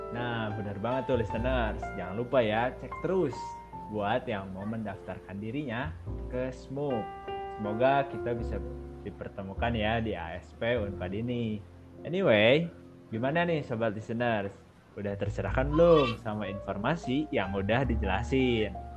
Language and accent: Indonesian; Bandung, West Java, Indonesia; Aku di Bandung. Aku orang Bandung asli teh.